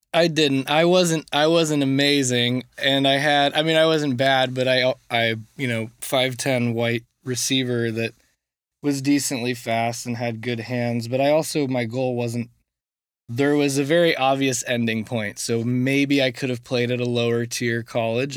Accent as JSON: {"language": "English", "town": "Coppell", "region": "Texas", "country": "United States", "tie": "born or raised there", "said": "I went to Coppell High School, which is 30 minutes outside of Dallas"}